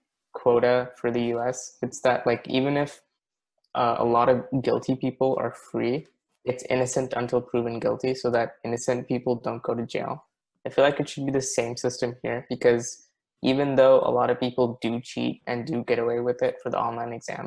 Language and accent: English; California, United States; I'm from California, and I'm currently a rising senior